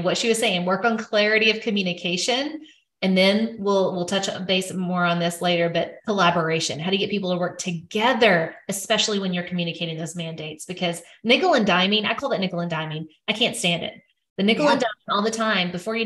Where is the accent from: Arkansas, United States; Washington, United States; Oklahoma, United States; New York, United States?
Arkansas, United States; I'm from Arkansas